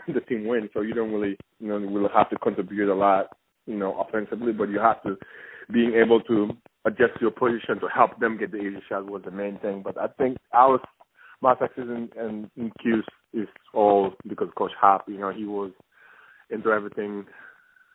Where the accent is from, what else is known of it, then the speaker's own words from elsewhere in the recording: Senegal; moved away; also born or lived in Denmark / Belgium; originally I'm from Senegal